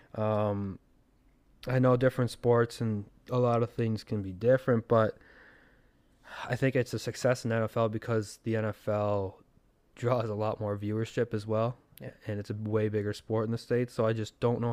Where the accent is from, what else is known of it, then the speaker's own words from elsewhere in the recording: Canada; As a Canadian